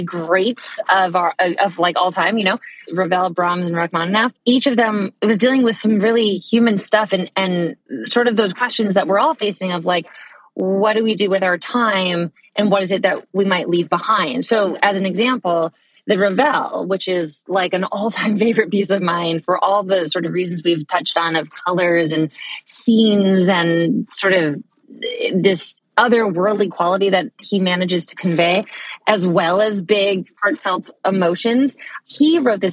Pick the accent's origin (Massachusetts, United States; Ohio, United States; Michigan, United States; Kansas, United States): Massachusetts, United States; Boston; I'm from the Boston area. So I grew up going to NEC Prep, which is a really great pre-college program here at New England Conservatory